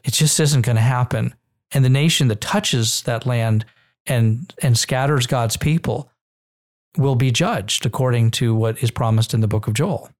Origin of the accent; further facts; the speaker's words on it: Israel; I grew up in Israel and I have Israeli citizenship